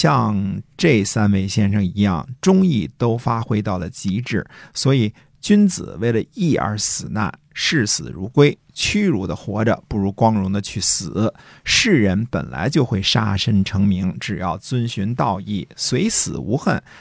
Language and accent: Chinese; Hunan, China; 你湖南的，我也湖南的，对吧？